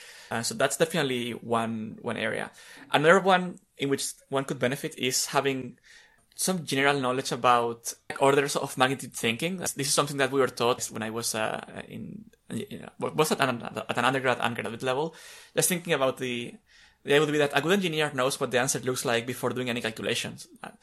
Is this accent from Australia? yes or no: no; Spain; English is a second language; Yes, as listeners may guess, I'm Spanish, and although I don't remember how I learned English, which is kind of strange